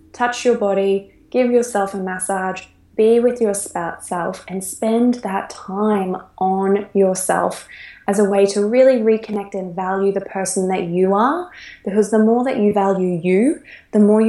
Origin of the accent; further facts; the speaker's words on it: Australia; moved away; I'm an Australian right now living around the world